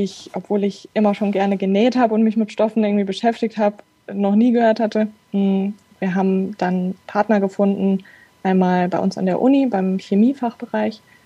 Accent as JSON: {"language": "German", "town": "Frankfurt", "region": "Hesse", "country": "Germany", "moved": "as an adult", "lives_now": "Darmstadt, Germany", "said": "ich komme aus Frankfurt, ähm, bin aber jetzt schon seit einigen Jahren in Darmstadt"}